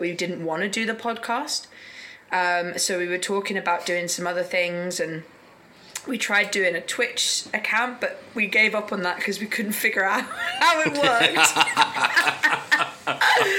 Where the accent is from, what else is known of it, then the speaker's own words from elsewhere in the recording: United Kingdom; moved away as an adult; now in South Korea; because I'm British, I can extend it for another year